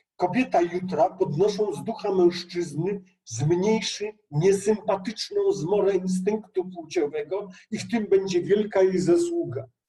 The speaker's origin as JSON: {"language": "Polish", "area": "Bieszczady", "region": "Subcarpathian Voivodeship", "country": "Poland", "said": "ja jestem z Bieszczad"}